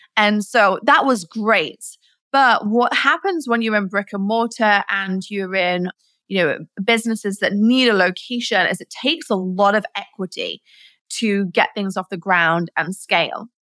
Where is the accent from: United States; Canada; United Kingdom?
United Kingdom; Nottingham, East Midlands; I was born in England, in Nottingham, where Robin Hood's from.